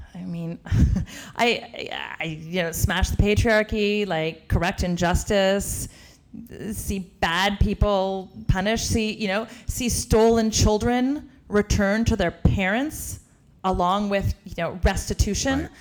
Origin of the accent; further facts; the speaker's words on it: Canada; moved away as an adult; now in United States; I'm Canadian